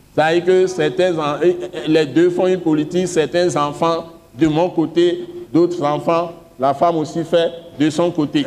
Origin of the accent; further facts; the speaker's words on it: Togo; je suis Togolais